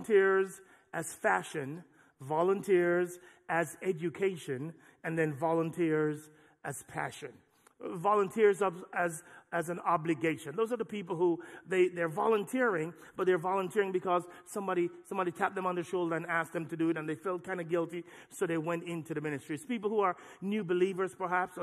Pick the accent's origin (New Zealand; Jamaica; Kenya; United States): Jamaica; moved away; the church I grew up in Jamaica